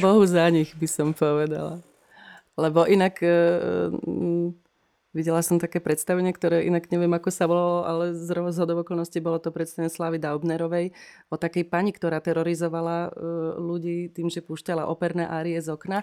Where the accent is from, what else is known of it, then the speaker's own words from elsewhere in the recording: Madunice, Trnava Region, Slovakia; moved away as an adult; also born or lived in Banská Bystrica; now in Žilina, Slovakia; ja som z Maduníc